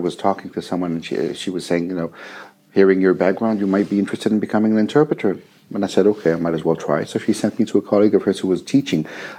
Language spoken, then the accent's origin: English; Israel; first language French; English is a second language; Well, originally, I'm from Israel, and I was born in a bilingual situation. So both my parents are French, and I grew up in French and then in Hebrew